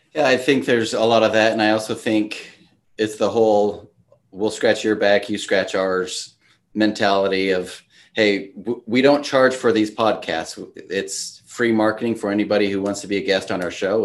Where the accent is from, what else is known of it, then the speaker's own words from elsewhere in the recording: Washington, United States; moved away as an adult; also born or lived in Idaho / Oregon; now in Utah, United States; I grew up in Washington State, went to college in Idaho, and then took my first job in Oregon, and now I live in Utah.